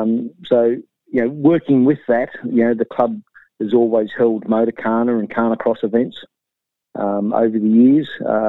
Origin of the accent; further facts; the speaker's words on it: Gold Coast, Queensland, Australia; also born or lived in Rockhampton; born and bred on the Gold Coast, and then through work commitments with my father, we ended up in Rockhampton when I was about 10 or 12.